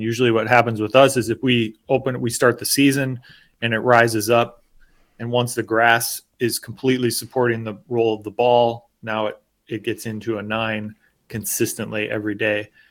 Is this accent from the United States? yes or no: yes; United States; as an American